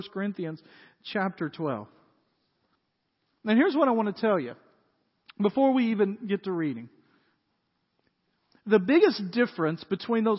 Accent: Dyersburg, Tennessee, United States; moved away; When I was growing up in Dyersburg, we had a country club in Dyersburg

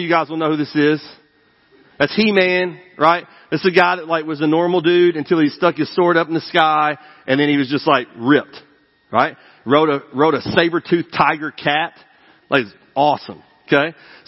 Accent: East Tennessee, United States; I grew up in East Tennessee

